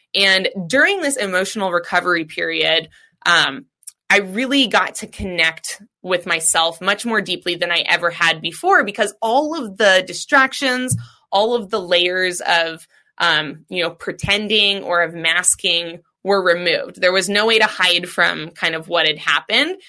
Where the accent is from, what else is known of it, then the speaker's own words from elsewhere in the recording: Seattle, Washington, United States; growing up in Seattle, it's a very cannabis centric city